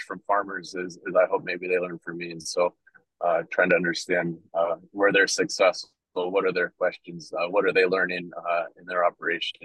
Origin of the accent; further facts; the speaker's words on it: Washington, United States; moved away as an adult; now in Nebraska, United States; I grew up in the Pacific Northwest, out in Washington State